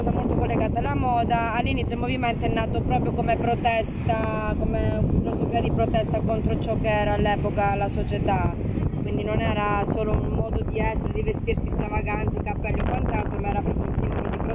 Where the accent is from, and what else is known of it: Calabria, Italy